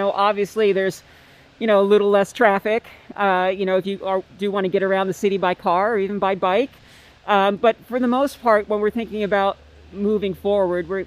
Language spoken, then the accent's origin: English; Northeast Pennsylvania, United States; moved away as an adult; also born or lived in Maryland, United States; now in Seattle, United States; I'm a native from Northeast Pennsylvania